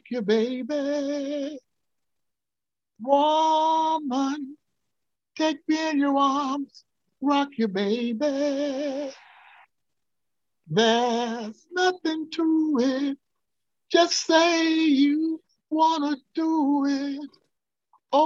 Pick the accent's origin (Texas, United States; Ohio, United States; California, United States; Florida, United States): Florida, United States; West Palm Beach; the Palm Beach Post, my hometown newspaper, that I used to be a paper boy